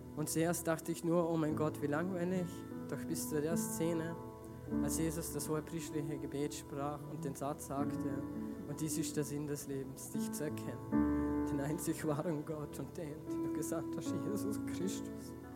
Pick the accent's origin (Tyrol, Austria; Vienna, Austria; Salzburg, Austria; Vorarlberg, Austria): Vorarlberg, Austria; Feldkirch; ich komme aus Feldkirch, aus Giesingen